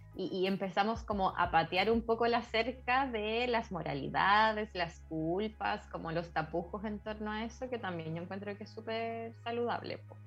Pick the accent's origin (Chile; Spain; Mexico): Chile; Nací en Chile